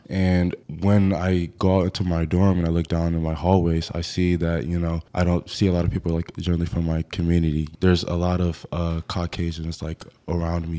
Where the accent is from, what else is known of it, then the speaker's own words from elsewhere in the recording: Rochester, New York, United States; moved away as an adult; now in Syracuse, United States; My hometown is in Rochester, New York, upstate New York.